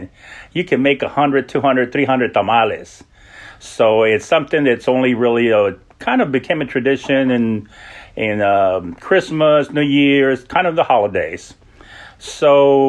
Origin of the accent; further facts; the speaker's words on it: El Paso, Texas, United States; moved away as an adult; also born or lived in Los Angeles, California; now in Washington, D.C. area, United States; I'm originally from El Paso, Texas. I grew up in El Paso and between there and Los Angeles